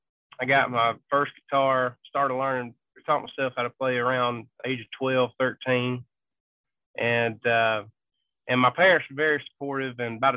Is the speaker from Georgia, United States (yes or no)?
yes; Vidalia, Georgia, United States; So like I said, I'm from Vidalia, Georgia.